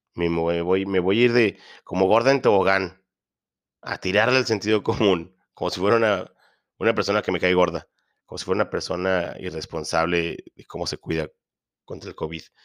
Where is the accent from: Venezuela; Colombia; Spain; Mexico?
Mexico; northern Mexico; soy mexicano